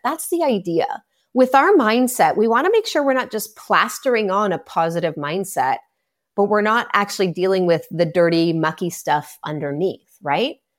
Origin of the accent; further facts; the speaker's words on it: Canada; I'm Canadian